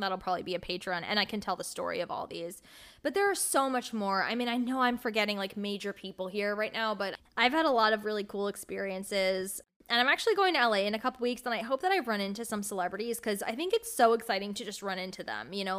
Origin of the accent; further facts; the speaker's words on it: United States; I grew up right outside of New York City, and that's where I still live.